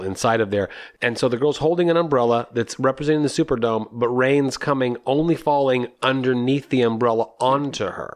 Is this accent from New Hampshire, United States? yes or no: yes; New Hampshire, United States; I'm from New Hampshire